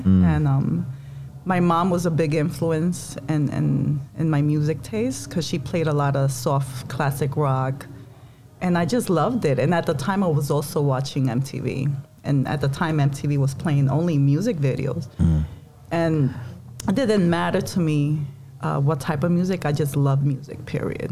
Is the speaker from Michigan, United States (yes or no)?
no; New York City, New York, United States; I was born and raised in the Bronx